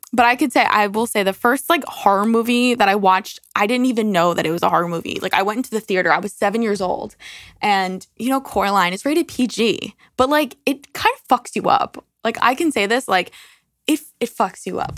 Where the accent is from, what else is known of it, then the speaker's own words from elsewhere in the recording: New York, United States; we're from New York